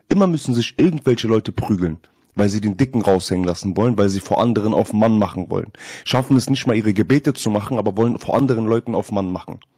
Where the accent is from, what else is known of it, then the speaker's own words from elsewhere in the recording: Trabzon, Turkey; Ich bin Türke durch und durch, ich bin Trabzon durch, ich bin Türke durch und durch.